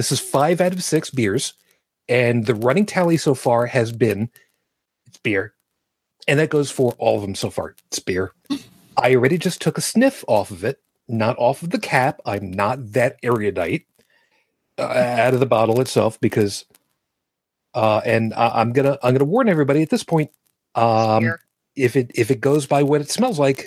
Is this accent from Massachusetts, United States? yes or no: no; New York City, New York, United States; I was born in Brooklyn. No, not Brookline, Brooklyn, New York, as in Kings County